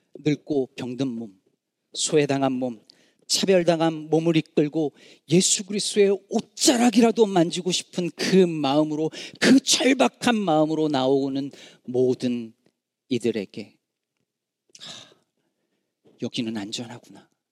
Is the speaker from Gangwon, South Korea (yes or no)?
no; Jecheon, North Chungcheong, South Korea; born or raised there; moved away as an adult; now in Chicago, United States